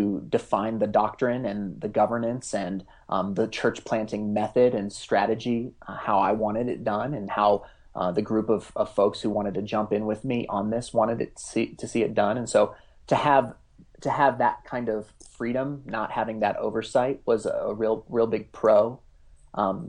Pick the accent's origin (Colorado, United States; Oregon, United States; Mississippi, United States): Colorado, United States; Front Range of; I'm actually born and raised in the Front Range of Colorado, and so I have a long history here